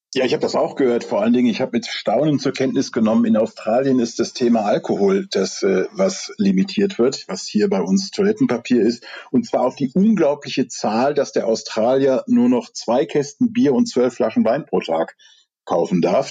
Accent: Rhineland, Germany; ich komme aus dem Rheinland

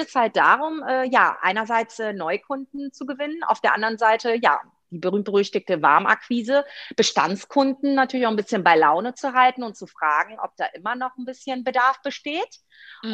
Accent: Rhineland, Germany; also born or lived in Greece; ich bin ja Rheinländerin

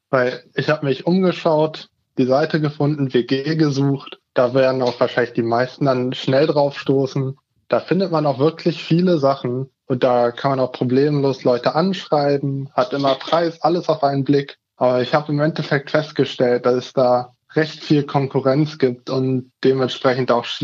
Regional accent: Hannover, Lower Saxony, Germany; ich komme aus der Region Hannover und bin da jetzt in Hannover Auszubildender.

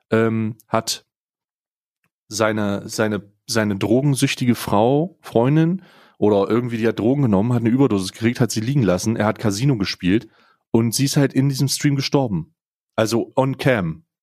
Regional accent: East Germany, Germany; born there; als gebürtiger Ostdeutscher habe ja immer, habe ja immer ein bisschen Angst

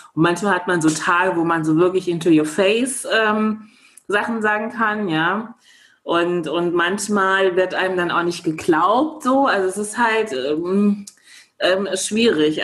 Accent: Germany; ich ähm, in Deutschland geboren worden bin

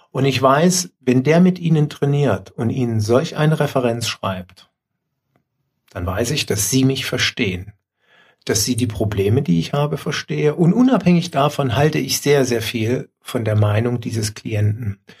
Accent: Leipzig, Saxony, Germany; born there; also born or lived in Dresden; Weil ich als gebürtiger Leipziger mich heute tatsächlich bei den Leipzigern bedanken muss.

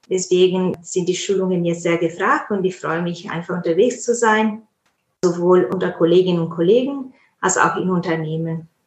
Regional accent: Italy; now in Munich, Germany; ich komme ursprünglich aus Italien. Ich bin Übersetzerin, Posteditorin und auch ich biete auch Vorbildungen an im Bereich äh, maschinelle Übersetzung Post-Editing. Ich bin ja in, in München ansässig.

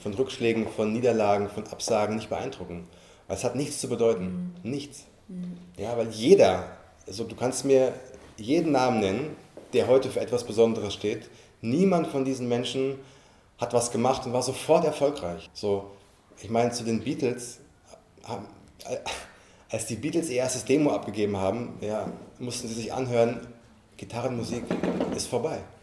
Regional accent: Frankfurt, Hesse, Germany; moved away; also born or lived in London; ich komme aus Frankfurt

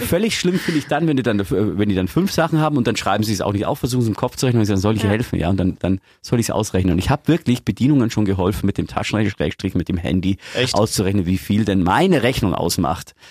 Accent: Augsburg, Bavaria, Germany; hier bei uns in Augsburg

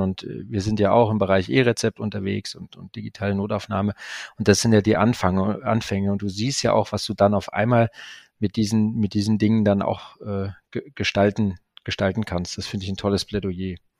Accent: Ruhr area, North Rhine-Westphalia, Germany; da ich ja auch ein Kind des Ruhrgebiets bin

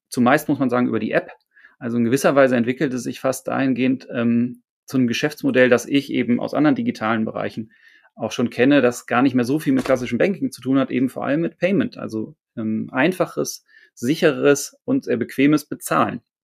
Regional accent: Hamburg, Germany; ich bin Hamburger

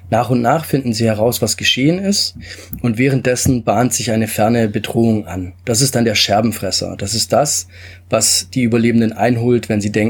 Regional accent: Stuttgart, Baden-Württemberg, Germany; also born or lived in Italy; ähm, lebe und bin aufgewachsen in Stuttgart und Umgebung, komme ursprünglich aus Italien

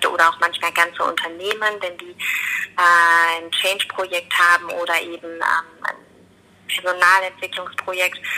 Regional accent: Höckrinshausen, Rhineland-Palatinate, Germany; Ich komme ursprünglich aus dem Westerwald, Höckrinshausen, also ein Westerwälder Mädchen.

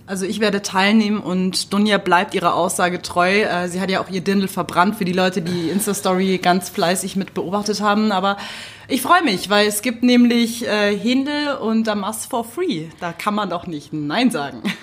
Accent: Munich, Bavaria, Germany; als Münchner

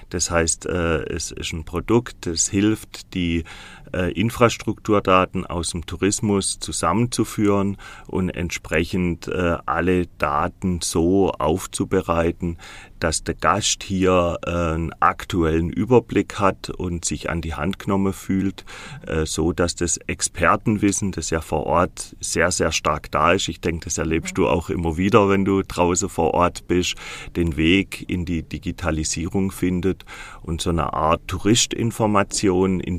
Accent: Baden-Württemberg, Germany; Ja, so Randschwarzwälder. Ich komme gebürtig aus dem Wiesental das zählt man ja noch zum Schwarzwald dazu.

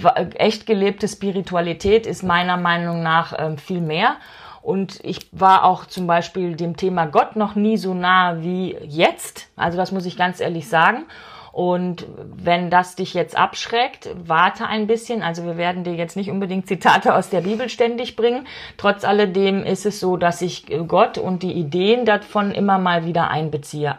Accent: Ruhr area, North Rhine-Westphalia, Germany; ich komme aus dem Ruhrgebiet. Wir haben eh eine flapsigere Sprache

